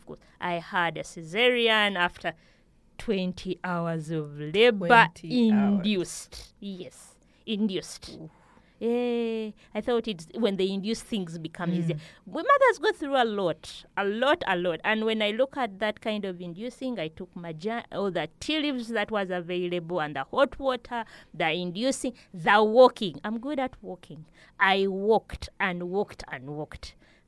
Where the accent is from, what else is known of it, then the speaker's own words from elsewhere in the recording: Kampala, Central Region, Uganda; also born or lived in Fort Portal; I come from Fort Portal, I grew up in Kampala, but and my mother is a Mugana.